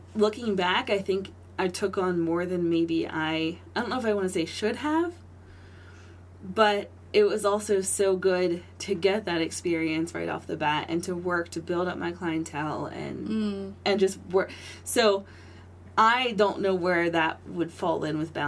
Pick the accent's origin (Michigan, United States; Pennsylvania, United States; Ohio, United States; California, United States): Pennsylvania, United States; Lancaster County; being born and raised in Lancaster County, being a Christian born and raised in Lancaster County